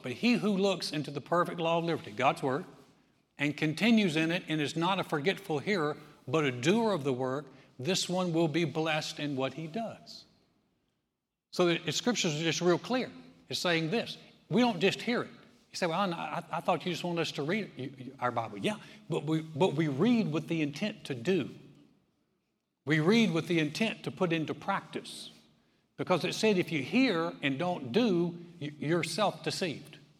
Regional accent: North Carolina, United States; I'm from North Carolina.

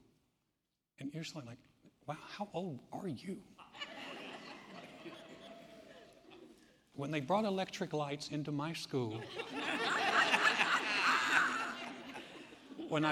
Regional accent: United States

